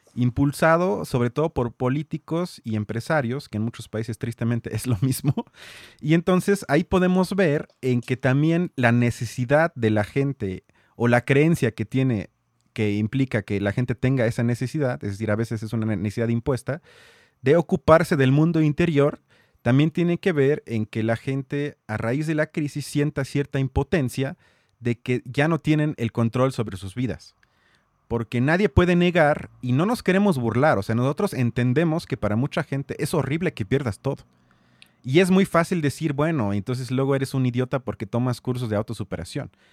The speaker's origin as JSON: {"language": "Spanish", "country": "Mexico"}